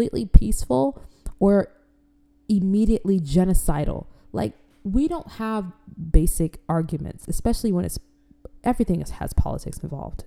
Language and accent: English; Florida, United States; also born or lived in Africa; I'm not from Florida, but I was raised in Florida.